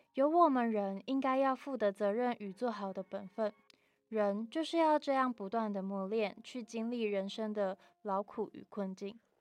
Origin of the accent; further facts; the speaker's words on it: Taichung, Taiwan; 而我虽然家跟学校都在台中，可是其实我不太常回家